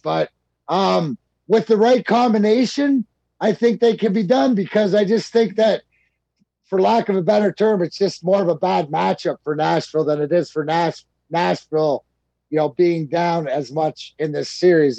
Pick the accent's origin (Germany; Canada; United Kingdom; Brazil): Canada; I grew up in Canada.